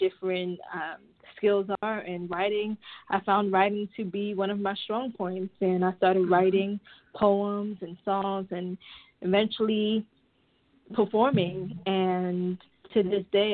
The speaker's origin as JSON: {"language": "English", "town": "New York City", "region": "New York", "country": "United States", "tie": "born or raised there", "said": "a fellow Brooklyn native"}